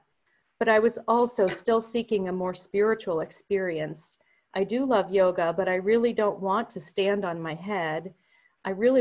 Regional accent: Hollidaysburg, Pennsylvania, United States; a thriving Lutheran congregation in my hometown of Hollidaysburg

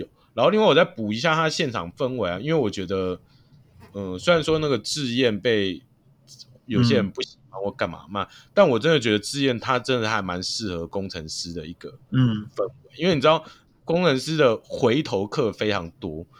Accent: Hsinchu, Taiwan; 我是新竹人，我真的就是会想要支持这些球

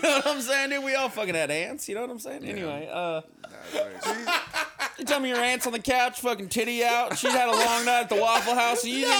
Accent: New Mexico, United States; now in Austin, United States; growing up in New Mexico

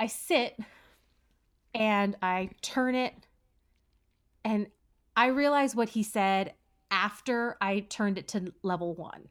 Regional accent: United States; I'm an American and we are woefully behind in bidet technology, bidet culture, bidet life.

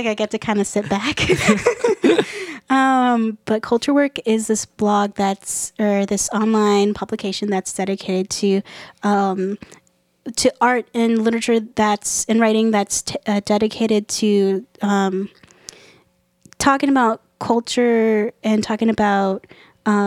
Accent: Illinois, United States; first language Japanese and English; moved away as an adult; also born or lived in Columbus, Ohio; now in Philadelphia, United States; I've been in Philly for a little bit more than 2 years, and I'm from Illinois. I'm from the Midwest

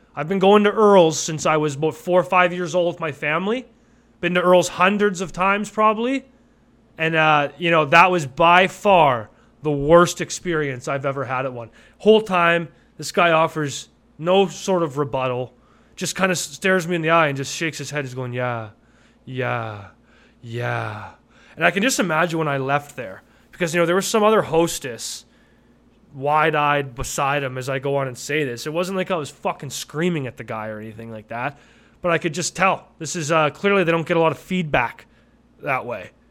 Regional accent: Calgary, Alberta, Canada; now in Vancouver, Canada; I grew up in Cal, in Calgary

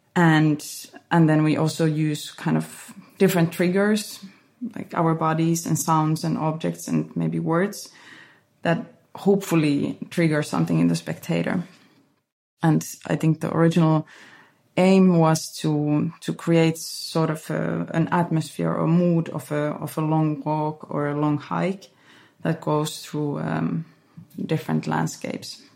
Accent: Finland; now in Berlin, Germany; this place where where I grew up

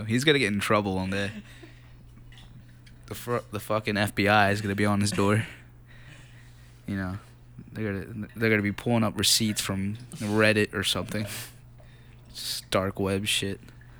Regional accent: Philadelphia, Pennsylvania, United States; No, I'm actually from this area in West Philly. I grew up on 47th in Baltimore. Fun fact.

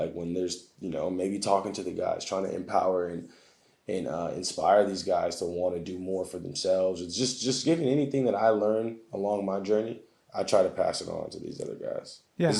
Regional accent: United States; So right now I currently play for the Portuguese national team. So as an American with our USA team being so stacked

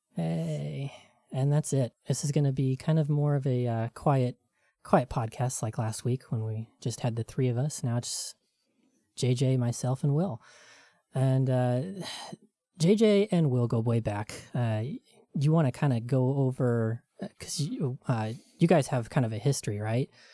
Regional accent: rural Tennessee, United States; where I grew up in Tennessee in rural, very, very Christian Tennessee

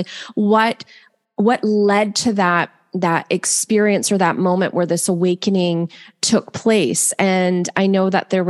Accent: Vancouver, British Columbia, Canada; from Vancouver, British Columbia, my hometown.

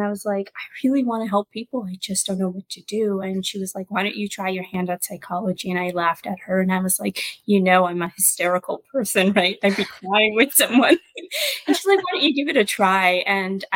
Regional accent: Pakistan; now in United States; in my culture, I was born in Pakistan. I came here.

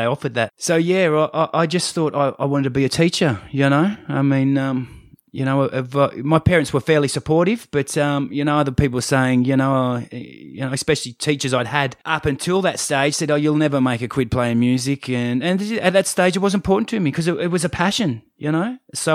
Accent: Umina Beach, New South Wales, Australia; also born or lived in Hornsby, New South Wales / Baulkham Hills, New South Wales; I was born in Hornsby Hospital, grew up in Baulkham Hills to the age of about six and moved to the Central Coast, started primary school and, so I've been in Yamina and along ever since then

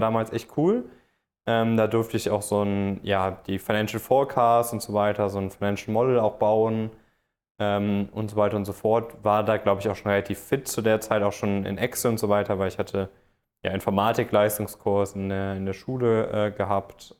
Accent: Cologne area, North Rhine-Westphalia, Germany; moved away as an adult; also born or lived in Frankfurt am Main; Ich, ich komme aus dem Kölner Raum, wollte da so ein bisschen, bisschen weg

